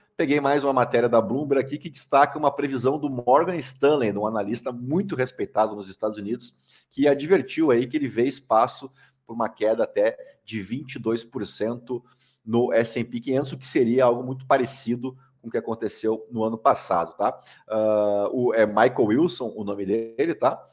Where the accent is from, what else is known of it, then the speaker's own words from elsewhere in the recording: Brazil; a gente como brasileiro, como contribuinte